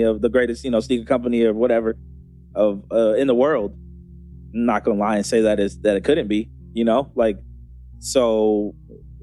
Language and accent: English; Beaverton area, near Portland, Oregon, United States; I grew up on Main Street